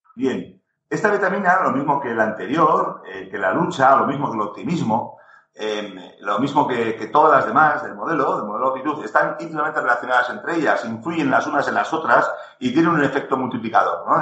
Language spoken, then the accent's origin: Spanish; Navarre, Spain; Como buen navarro